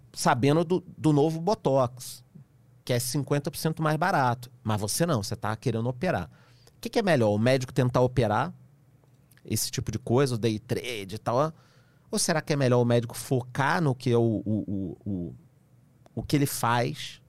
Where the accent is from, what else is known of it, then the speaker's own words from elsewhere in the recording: Rio de Janeiro, Brazil; eu que sou carioca